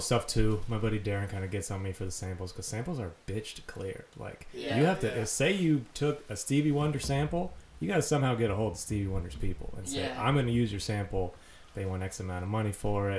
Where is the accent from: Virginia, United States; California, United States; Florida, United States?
Florida, United States; Fort Myers; also born or lived in Minnesota; I'm a Fort Myers guy through and through.